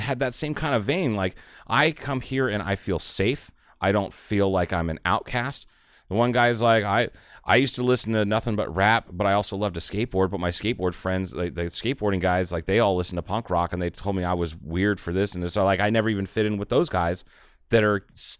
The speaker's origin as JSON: {"language": "English", "region": "Ohio", "country": "United States", "also_born_or_lived": "Dallas area", "moved": "yes", "said": "I'm from Ohio."}